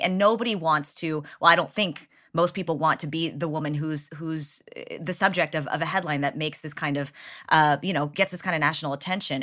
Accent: Texas, United States; As a Texan

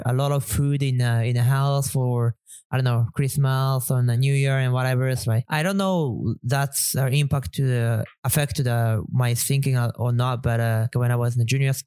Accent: Tokyo, Japan; English is a second language; moved away as an adult; also born or lived in Shizuoka / United States; now in Vietnam; I was born in Shizuoka, which is famous for Mount Fuji. But early days, our family moved to Tokyo. So I pretty much grew up in Tokyo.

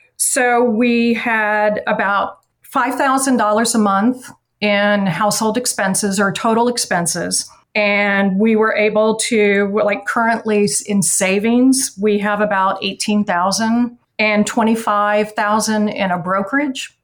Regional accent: Atlanta, Georgia, United States; also born or lived in New York; now in Baltimore, United States; I'm originally from Atlanta

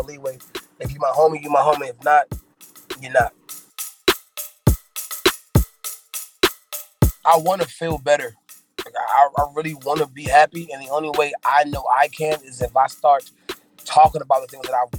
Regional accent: Fayetteville, North Carolina, United States; also born or lived in Brooklyn, New York; I was born in Brooklyn, New York, in Brookdale Hospital, but I'm from Fayetteville, North Carolina

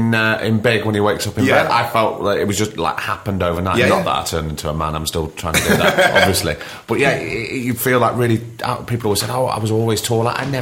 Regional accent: Blackpool, North West England, United Kingdom; I grew up in Blackpool

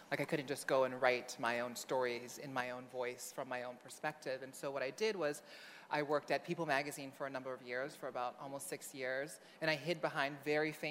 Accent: Honolulu, Hawaii, United States; I grew up in Honolulu, Hawaii. I was born my parents' firstborn son, the middle of five kids. Um, I grew up in, on the island of Oahu in a lower income neighborhood called Kalihi.

